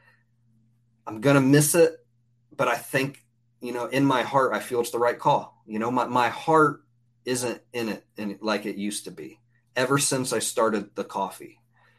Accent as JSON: {"language": "English", "town": "Cincinnati", "region": "Ohio", "country": "United States", "also_born_or_lived": "Seattle", "said": "I'm originally from Cincinnati, Ohio. And I lived in Seattle for 8 years while I was in the Army."}